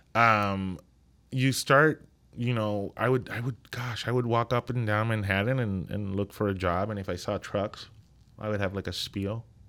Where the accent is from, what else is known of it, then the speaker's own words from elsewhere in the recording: Ponce, Puerto Rico; moved away as an adult; also born or lived in New York; growing up in Puerto Rico, it was a beautiful childhood